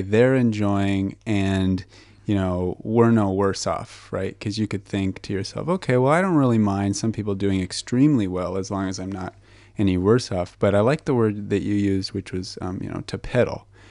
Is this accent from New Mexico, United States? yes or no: yes; Albuquerque, New Mexico, United States; moved away; I'm from Albuquerque, New Mexico, originally